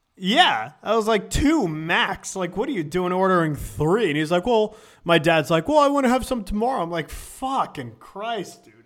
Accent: Richmond, Virginia, United States; also born or lived in Syracuse, New York; I moved down here when I was, I moved to Richmond, Virginia when I was, like, eight

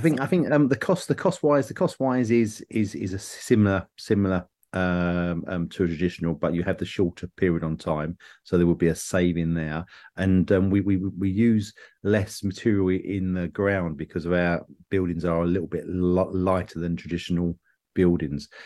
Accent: England, United Kingdom; I'm an English person

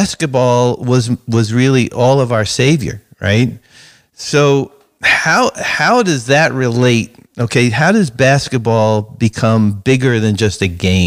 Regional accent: New York City, New York, United States; I grew up in Brooklyn playing street basketball, playing in the driveway, playing in the schoolyard

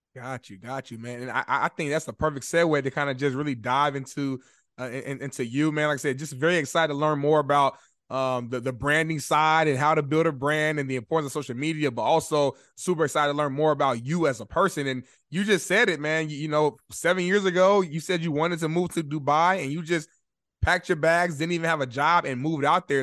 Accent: Indianapolis, Indiana, United States; moved away as an adult; now in Los Angeles, United States; right now, I live in Los Angeles, but I'm originally from Indianapolis, Indiana

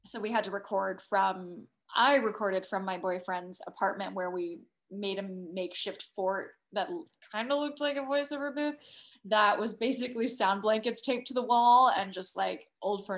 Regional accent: San Diego, California, United States; moved away; growing up in San Diego was, you know, it was pretty diverse

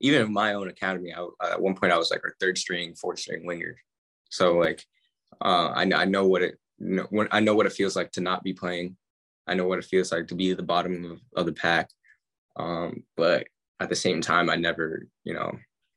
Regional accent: United States; moved away; We're all American

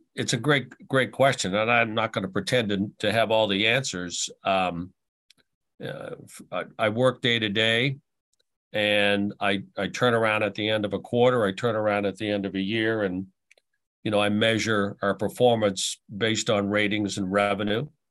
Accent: Halifax, Nova Scotia, Canada; also born or lived in Ottawa / Portland / Kansas City / Tampa; now in Buffalo, United States; we ended up going back to my hometown, uh, in Halifax

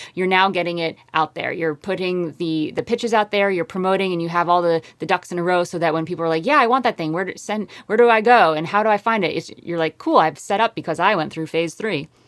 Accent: Connecticut, United States; born or raised there; moved away as an adult; also born or lived in upstate New York / Harlem, New York City; now in Hudson Valley, United States

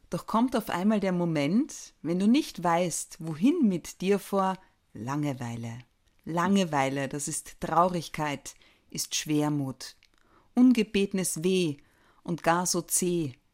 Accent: Carinthia, Austria; born there; Ich muss sagen, also als gebürtige Kärntnerin ich bin ja in Grado quasi aufgewachsen

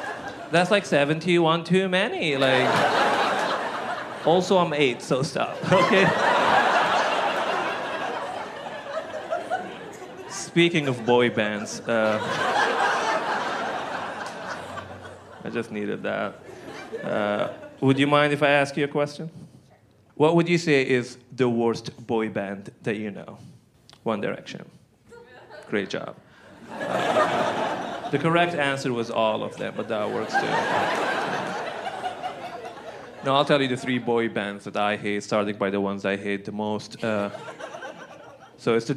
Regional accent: Benghazi, Cyrenaica, Libya; English is a second language; moved away as an adult; now in Portland, United States; specifically from the city of Benghazi.

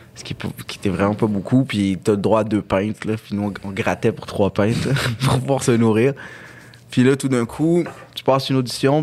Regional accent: Quebec, Canada; born or raised there; also born or lived in Algiers, Algeria

